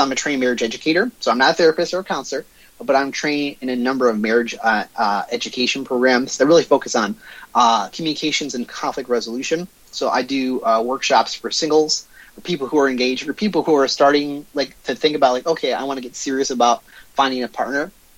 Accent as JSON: {"language": "English", "region": "Michigan", "country": "United States", "tie": "born or raised there", "also_born_or_lived": "Detroit / Dearborn, Michigan", "said": "Born and raised in Michigan. So I spent the first 5 years of my life in Detroit. Moved around throughout the state for various jobs. But I've been in Southeast Michigan all my life."}